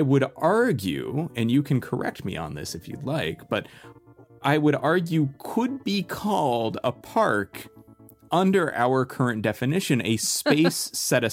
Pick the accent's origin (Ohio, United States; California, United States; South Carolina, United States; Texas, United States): California, United States; Long Beach; You and I grew up in and around Long Beach, California